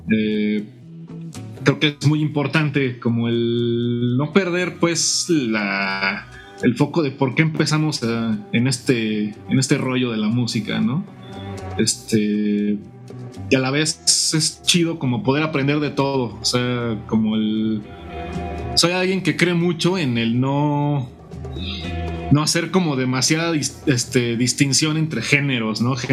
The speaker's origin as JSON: {"language": "Spanish", "town": "Morelia", "region": "Michoacán", "country": "Mexico", "tie": "born or raised there", "said": "soy un guitarrista, soy originario de Morelia, Michoacán."}